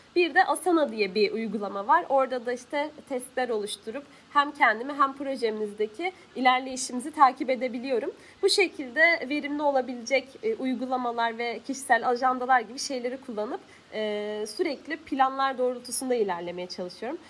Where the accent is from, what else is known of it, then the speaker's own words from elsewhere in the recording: Hatay, Turkey; Hataylıyım. Ben Hatay'da sürekli olarak böyle özellikle yaz mevsiminde hem sıcak hem de sık sık su kesintileri